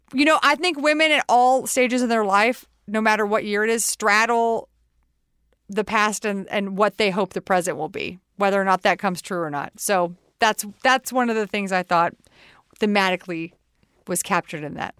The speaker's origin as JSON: {"language": "English", "region": "Texas", "country": "United States", "said": "We're both from Texas."}